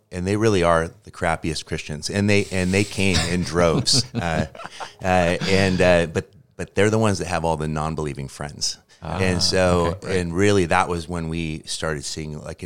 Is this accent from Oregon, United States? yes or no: yes; Portland, Oregon, United States; moved away as an adult; also born or lived in Seattle, Washington; I'm from the Portland area, but I moved to Seattle when I was 20, and I lived there for 10 years